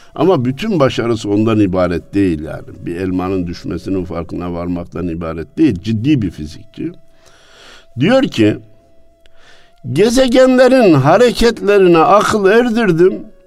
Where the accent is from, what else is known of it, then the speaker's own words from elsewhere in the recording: Kayseri Province, Turkey; memleketim olan Kayseri'den